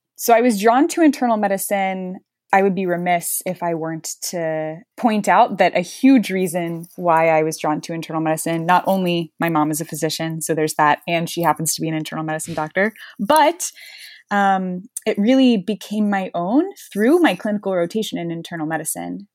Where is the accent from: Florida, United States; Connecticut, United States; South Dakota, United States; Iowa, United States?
Florida, United States; Gulf Breeze; also born or lived in Notre Dame, Indiana; I am from Gulf Breeze, Florida, which is just outside Pensacola in northwest Florida